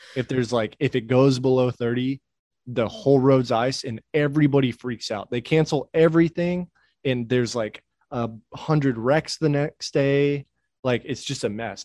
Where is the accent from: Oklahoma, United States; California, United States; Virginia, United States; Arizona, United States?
Oklahoma, United States; also born or lived in Washington State; now in Nashville, United States; I grew, I grew up in Oklahoma